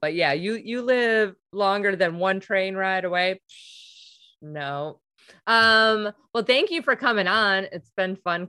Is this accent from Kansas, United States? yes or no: no; Milwaukee, Wisconsin, United States; I was from Milwaukee.